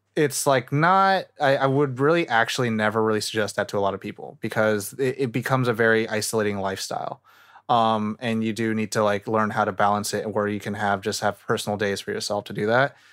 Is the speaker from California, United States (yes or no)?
yes; Northern California, United States; also born or lived in Thailand; now in Los Angeles, United States; I'm from Nor-, like, I still have, like, a lot of feeling and heart in NorCal and SoCal